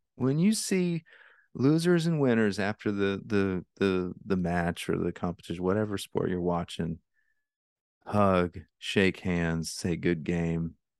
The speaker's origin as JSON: {"language": "English", "region": "Alaska", "country": "United States", "tie": "born or raised there", "said": "I grew up in Alaska"}